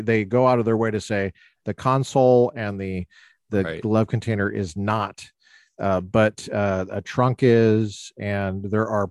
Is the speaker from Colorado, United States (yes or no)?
yes; Colorado, United States; growing up in Colorado